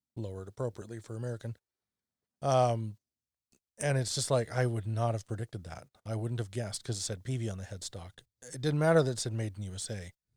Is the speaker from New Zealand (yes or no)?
no; near Dawson Creek, Alberta, Canada; in Dawson Creek It's a small town near my hometown.